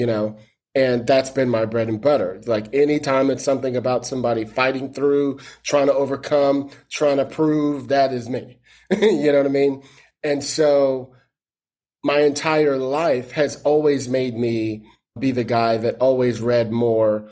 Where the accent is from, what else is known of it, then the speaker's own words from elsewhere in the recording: East Palo Alto, California, United States; also born or lived in Detroit / Brooklyn; I grew up in East Palo Alto, right? I was born in Detroit, lived in Brooklyn